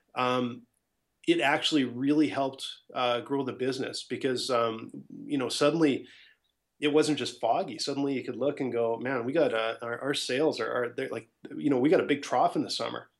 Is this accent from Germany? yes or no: no; Edmonton, Alberta, Canada; also born or lived in Ottawa / Scottsdale, Arizona; I'm from Edmonton, Alberta